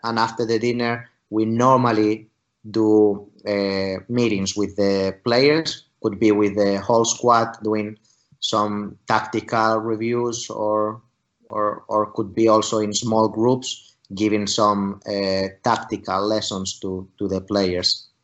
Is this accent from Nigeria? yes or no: no; Spain; moved away as an adult; also born or lived in Finland; now in St. Petersburg, Russia; my home country in, in spain